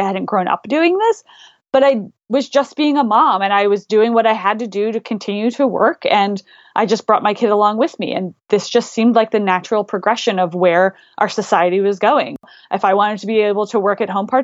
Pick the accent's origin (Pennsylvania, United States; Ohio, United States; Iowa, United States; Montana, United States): Pennsylvania, United States; Philadelphia; I'm originally from Philadelphia